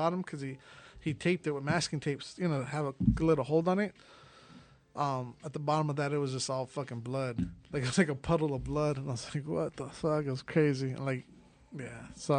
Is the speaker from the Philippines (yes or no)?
yes; Philippines; this Filipino dude has some really good, and I'm Filipino.